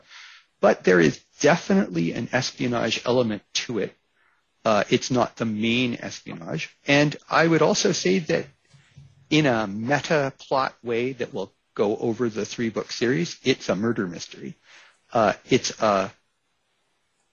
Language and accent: English; United States; moved away; I'm originally American